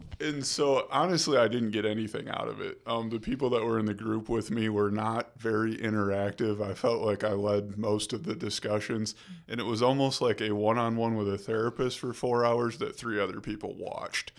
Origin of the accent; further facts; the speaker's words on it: rural town outside of Kalamazoo, Michigan, United States; moved away as an adult; now in Grand Rapids, United States; I grew up in a small rural town outside of Kalamazoo